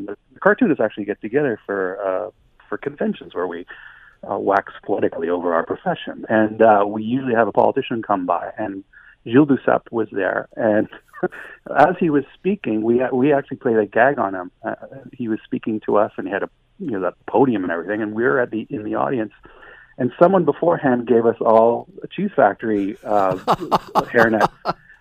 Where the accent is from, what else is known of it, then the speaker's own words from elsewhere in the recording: Canada; we're Canadian